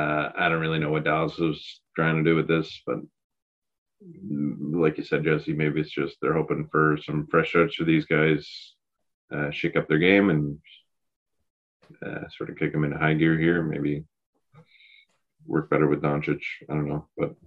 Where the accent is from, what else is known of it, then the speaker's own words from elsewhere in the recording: Canada; We're Canadian this here.